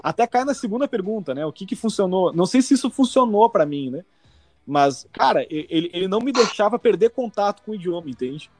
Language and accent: Portuguese; Brazil; first language Portuguese; now in Canada; nasci no Brasil, lógico, sou brasileiro, minha única nacionalidade